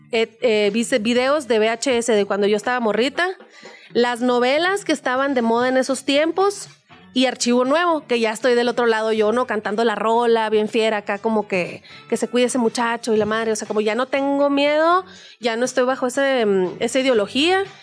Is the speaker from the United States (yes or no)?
no; Nogales, Sonora, Mexico; moved away; Yo soy de Nogales, Sonora